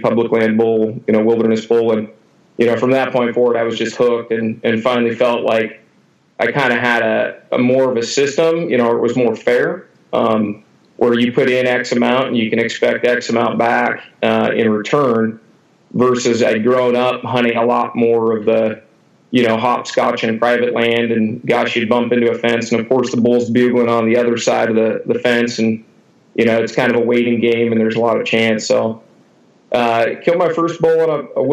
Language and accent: English; Eatonville, Washington, United States; I grew up in Eatonville, Washington, which is right at the foot of Mount Rainier on the southwest corner.